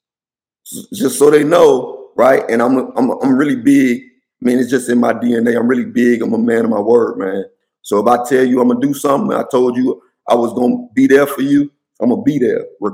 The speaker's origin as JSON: {"language": "English", "town": "Miami", "region": "Florida", "country": "United States", "tie": "born or raised there", "moved": "yes", "lives_now": "Washington, D.C. area, United States", "said": "I'm from Miami. We played on double rims in middle school"}